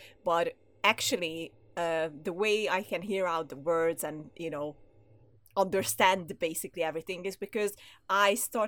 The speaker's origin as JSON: {"language": "English", "country": "Hungary", "also_born_or_lived": "London", "second_language": "English", "moved": "as an adult", "said": "I'm Hungarian"}